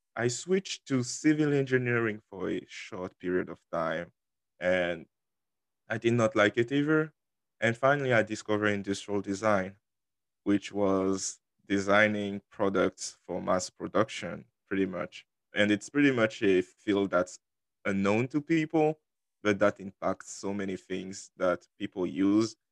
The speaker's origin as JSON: {"language": "English", "country": "Côte d’Ivoire", "tie": "born or raised there", "also_born_or_lived": "Dallas, Texas", "first_language": "French", "second_language": "English", "moved": "as an adult", "lives_now": "Houston, United States", "said": "I was originally in Ivory Coast after I finished high school"}